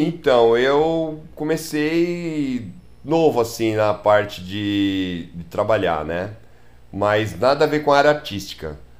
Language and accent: Portuguese; São Paulo, Brazil; also born or lived in Praia Grande; nascido e criado em Tatuapé